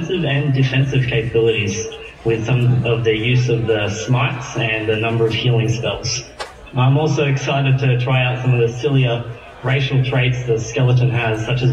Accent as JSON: {"language": "English", "country": "Australia", "said": "I am Australian"}